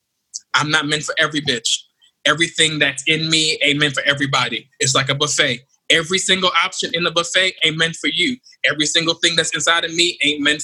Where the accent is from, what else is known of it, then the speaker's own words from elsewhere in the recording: Jamaica; I'm Jamaican